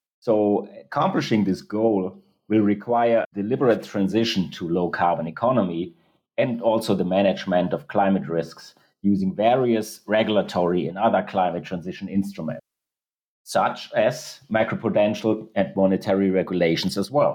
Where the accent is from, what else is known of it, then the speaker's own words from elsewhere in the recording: Germany; in Europe, where I'm coming from Germany